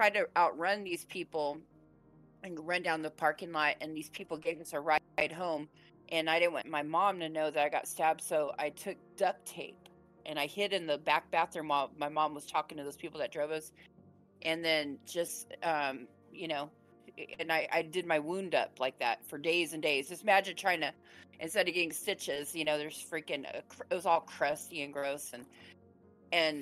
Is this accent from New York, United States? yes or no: no; San Diego, California, United States; San Diego's where I was raised